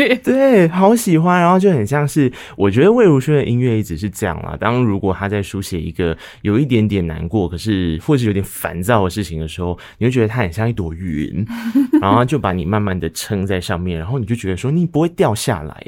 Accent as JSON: {"language": "Chinese", "country": "Taiwan", "said": "我们在从小到大长大的过程中，其实在台湾的生活环境里面"}